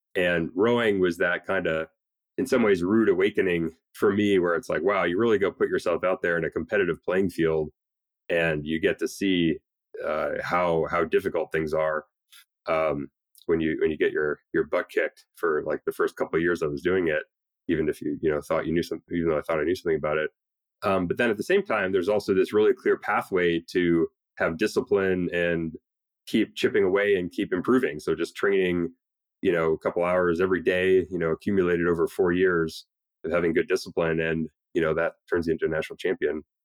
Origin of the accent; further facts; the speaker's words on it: Canada; moved away as an adult; now in United States; especially as an immigrant, I'm Canadian